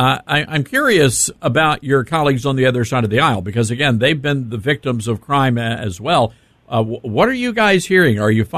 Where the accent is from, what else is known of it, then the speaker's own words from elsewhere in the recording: Memphis, Tennessee, United States; We originate this program from my hometown, Memphis, Tennessee.